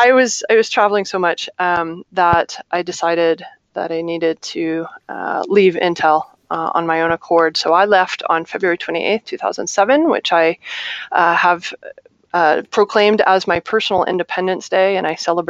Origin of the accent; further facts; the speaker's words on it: Ohio, United States; born there; also born or lived in Little Rock / Chicago; now in Chandler, United States; That's not where I'm from. I was born in Ohio. I moved to Little Rock, Arkansas. I moved to Chicago, Illinois.